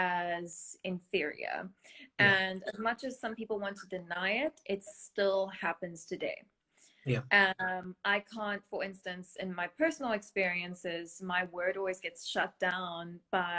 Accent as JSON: {"language": "English", "town": "Somerset West", "region": "Western Cape", "country": "South Africa", "also_born_or_lived": "Rondebosch, Cape Town", "moved": "as an adult", "lives_now": "Cape Town, South Africa", "said": "I come from Somerset West in Cape Town, a small town"}